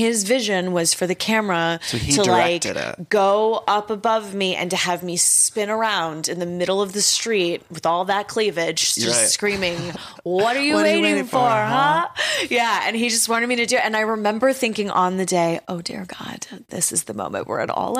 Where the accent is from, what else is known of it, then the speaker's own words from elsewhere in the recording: Texas, United States; I'm from Texas